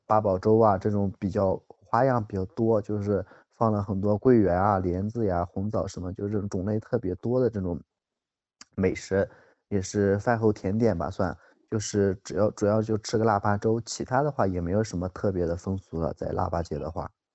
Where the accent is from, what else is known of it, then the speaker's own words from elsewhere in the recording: northern China, China; 我是北方人